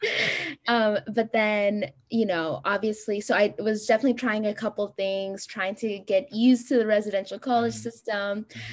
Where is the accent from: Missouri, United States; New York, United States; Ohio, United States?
Ohio, United States; Columbus; moved away as an adult; also born or lived in Addis Ababa, Ethiopia / Houston, Texas / Stanford, California; I was born in Addis Ababa, Ethiopia, and I moved here when I was five with my whole family to Columbus, Ohio, and I grew up there until I basically came to Rice